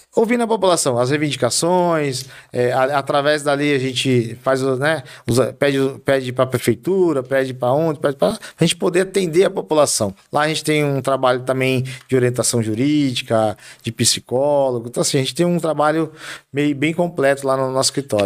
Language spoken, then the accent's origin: Portuguese; Carapicuíba, São Paulo, Brazil; eu nasci em Carapicuíba, em 75, do Santa Clara, Carapicuibano da Gema.